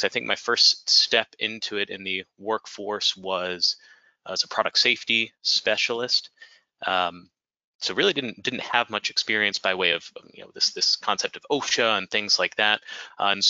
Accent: D.C., District of Columbia, United States; I was raised outside of Washington, D.C.

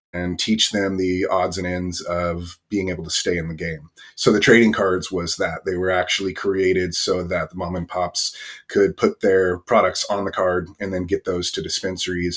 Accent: Northern California, United States; I grew up in a really small town, um, in the country in Northern California

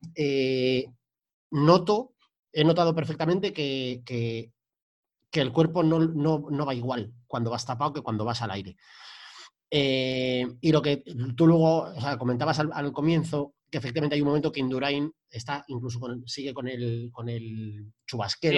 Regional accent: Spain

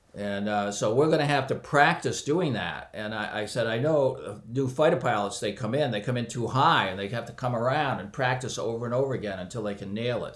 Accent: near Boston, Massachusetts, United States; I was born near Boston and uh, grew up here.

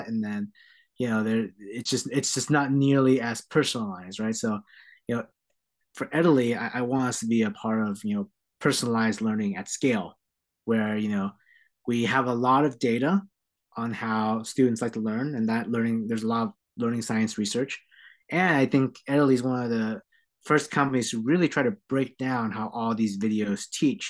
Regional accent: San Jose, California, United States; also born or lived in Philadelphia, Pennsylvania; I'm born and raised in San Jose, California. That's home for me

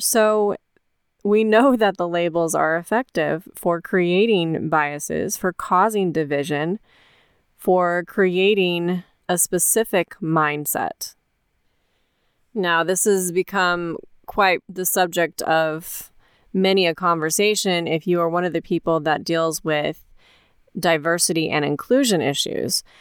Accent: United States

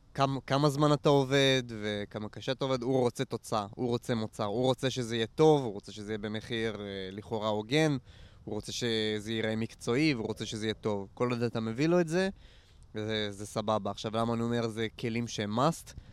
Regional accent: Nof HaGalil, Northern District, Israel; moved away; אני גדלתי, אני גדלתי פה בסביבה, אני מנצרת עילית במקור, נוף הגליל, אבל כל האזור של העמק, אני גדלתי פה

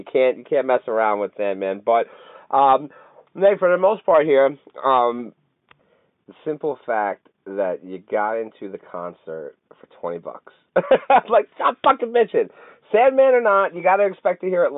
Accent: Canada; I'm Canadian

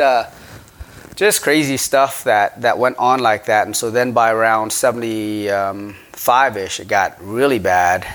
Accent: Battambang, Cambodia; now in United States; I was born in Cambodia, Battambang, Cambodia

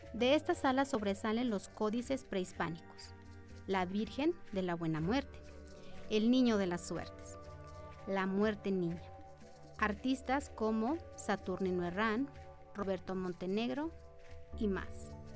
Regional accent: Aguascalientes, Mexico; como habitantes de Aguascalientes

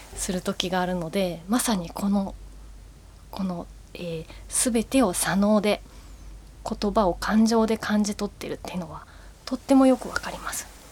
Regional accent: Japan; first language Japanese; 私はずっと日本語で生まれ育った

